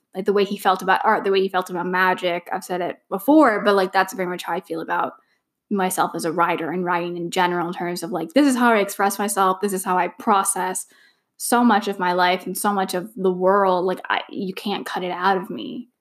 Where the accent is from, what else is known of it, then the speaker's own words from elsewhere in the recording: Canada; I'm also Canadian